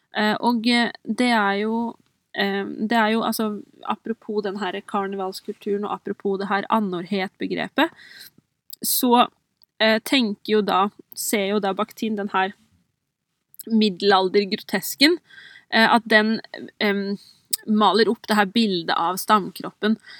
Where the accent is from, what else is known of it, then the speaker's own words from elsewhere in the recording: Oppland, Innlandet, Norway; Jeg er jo sjøl fra Oppland, og jeg vokste opp med de OL-symbolene